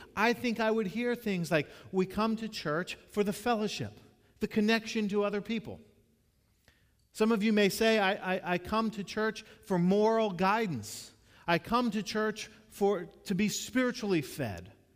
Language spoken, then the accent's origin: English; Florida, United States; moved away; also born or lived in North Carolina; I grew up in Florida